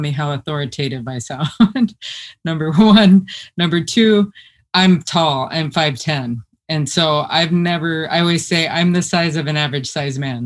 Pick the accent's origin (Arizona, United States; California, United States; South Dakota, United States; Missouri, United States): South Dakota, United States; also born or lived in Rantoul, Illinois; So I was born on Chinook Air Force Base in Rantoul, Illinois. And my dad left the Air Force. He only stayed in for 12 years. And then we moved to South Dakota, where my mom is from